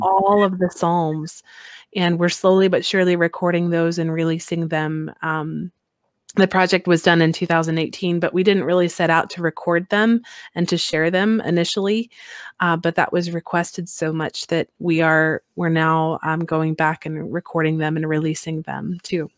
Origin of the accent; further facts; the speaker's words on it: Midwest, United States; now in Alaska, United States; growing up in the Midwest there